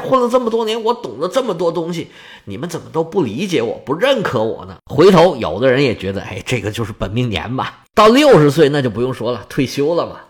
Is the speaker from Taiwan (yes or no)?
no; China; 我们中国人不是有一个说法吗